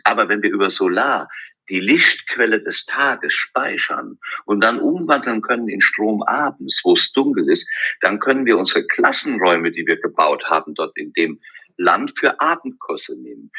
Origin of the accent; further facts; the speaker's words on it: Westerwald, Rhineland-Palatinate, Germany; von meiner Heimat im Westerwald